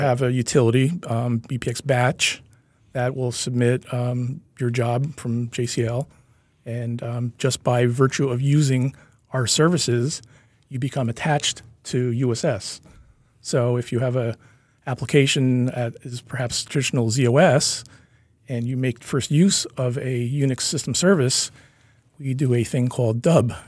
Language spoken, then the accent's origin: English; Kingston, New York, United States; I'm a Hudson Valley person. I grew up in Kingston.